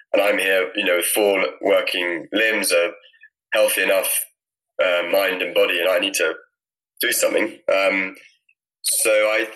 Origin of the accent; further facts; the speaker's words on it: Scotland, United Kingdom; I'm from Scotland and live in a little farm just north of Edinburgh, and had some ponies when I was younger